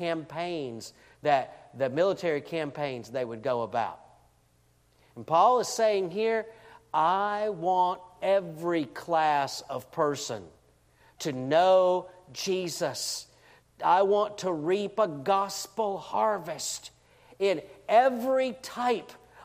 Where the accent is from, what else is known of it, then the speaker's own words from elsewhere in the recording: Deep South, United States; I grew up in the Deep South in the late 60s, early 70s